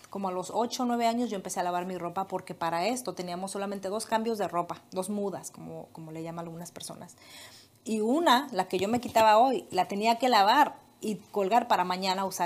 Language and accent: Spanish; Morelia, Michoacán, Mexico; moved away as an adult; also born or lived in Guadalajara, Jalisco; Yo nací allá eh, en Morelia